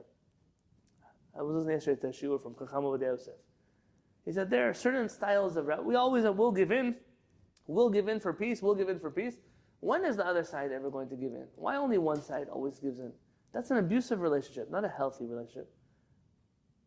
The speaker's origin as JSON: {"language": "English", "town": "San Diego", "region": "California", "country": "United States", "tie": "born or raised there", "said": "When I first came to San Diego, I grew up in San Diego"}